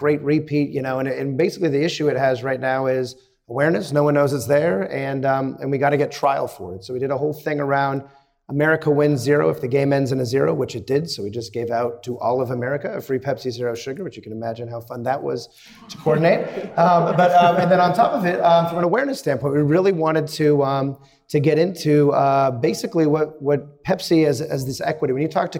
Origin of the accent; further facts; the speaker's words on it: Southern California, United States; now in New York, United States; I'm from Southern California originally, and all the NFL teams were not there when I was growing up